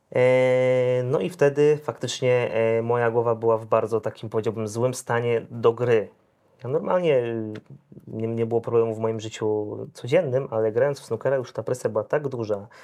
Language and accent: Polish; Zielona Góra, Lubusz Voivodeship, Poland; jestem z Zielonej Góry, miasto niemałe